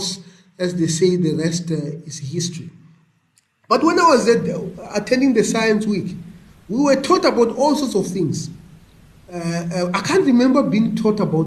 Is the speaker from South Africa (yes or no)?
yes; Venda, Limpopo, South Africa; moved away as an adult; also born or lived in United States; growing up in Venda